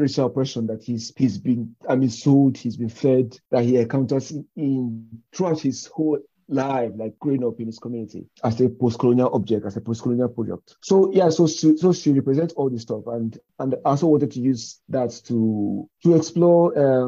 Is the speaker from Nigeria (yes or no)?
yes; Nigeria; moved away; growing up in Nigeria